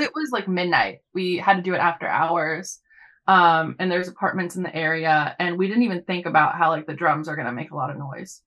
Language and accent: English; Los Angeles, California, United States; moved away; growing up in Los Angeles